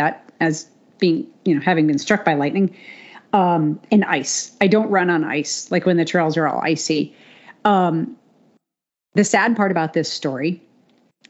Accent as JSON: {"language": "English", "region": "New England", "country": "United States", "tie": "born or raised there", "said": "I grew up in New England"}